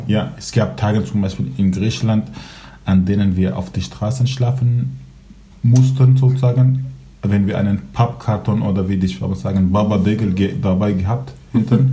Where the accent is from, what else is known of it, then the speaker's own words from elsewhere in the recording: Aleppo, Aleppo Governorate, Syria; first language Kurdish, Arabic; German is a second language; moved away as an adult; now in Germany; Ich, ich komme aus Syrien, aus Aleppo. Ich bin Kurde, mit zwei Sprachen aufgewachsen, Kurdisch und Arabisch. Mhm. Da habe ich meine Kindheit verbracht.